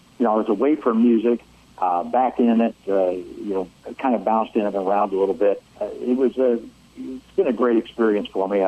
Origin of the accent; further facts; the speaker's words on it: St. Louis, Missouri, United States; I grew up in St. Louis